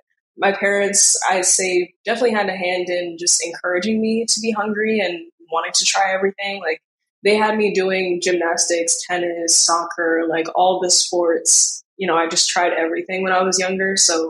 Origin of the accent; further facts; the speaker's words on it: New York City, New York, United States; When I was younger, I don't think I truly understood how big the city was. But as I grew in high school, I think I came to understand the mentality.